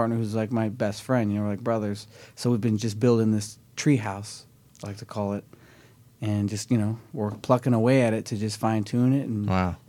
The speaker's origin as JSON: {"language": "English", "town": "Los Angeles", "region": "California", "country": "United States", "tie": "born or raised there", "also_born_or_lived": "Orange County", "said": "I'm from LA, yeah. Born and raised in the Valley, and I lived in Orange County as well for"}